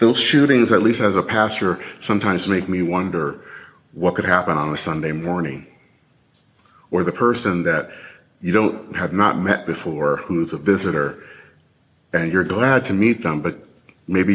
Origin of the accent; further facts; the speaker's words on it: Michigan, United States; as a kid growing up in Michigan